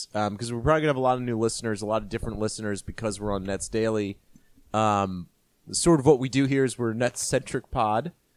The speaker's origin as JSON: {"language": "English", "region": "Maryland", "country": "United States", "tie": "born or raised there", "said": "I grew up in Maryland"}